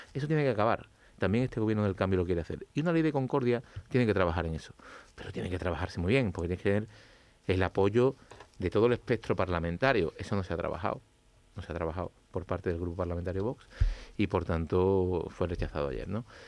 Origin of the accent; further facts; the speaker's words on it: Andalusia, Spain; los andaluces somos los españoles más concienciados con la vacunación